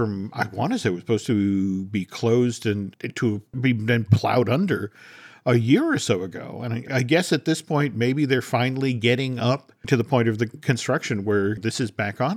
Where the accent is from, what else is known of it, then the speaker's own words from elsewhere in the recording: New England, United States; like I grew up in New England during the Big Dig, which was only supposed to take 2-3 years and took 17.